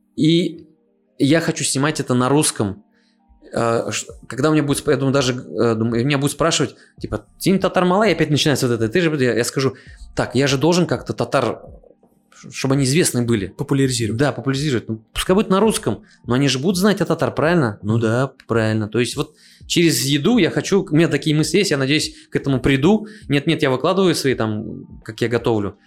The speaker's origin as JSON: {"language": "Russian", "region": "Tatarstan", "country": "Russia", "tie": "born or raised there", "said": "Я на своём месте, на своей родине"}